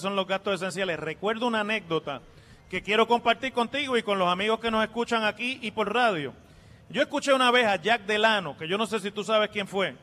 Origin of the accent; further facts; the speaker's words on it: Mayagüez, Puerto Rico; mi pueblo de Mayagüez